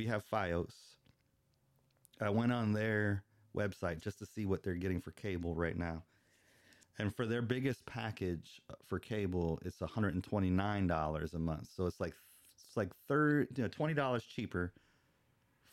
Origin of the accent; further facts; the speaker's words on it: Tampa, Florida, United States; moved away; I'm not from this area. I'm from the Tampa Bay area, so I'm a Buccaneer fan